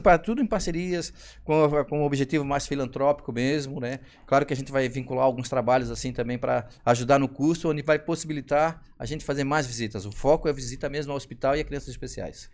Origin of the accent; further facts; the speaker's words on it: Florianópolis, Santa Catarina, Brazil; sou um manezinho aqui, morei muito tempo nos Estreitos